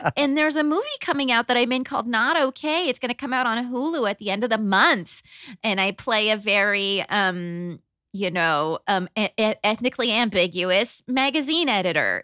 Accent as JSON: {"language": "English", "region": "Southern California", "country": "United States", "tie": "born or raised there", "also_born_or_lived": "New Haven, Connecticut", "moved": "yes", "lives_now": "New York, United States", "said": "I grew up in in Southern California, but we learned that we were born in the same hospital in New Haven."}